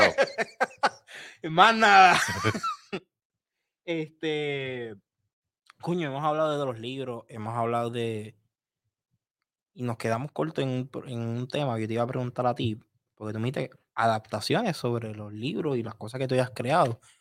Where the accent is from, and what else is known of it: Puerto Rico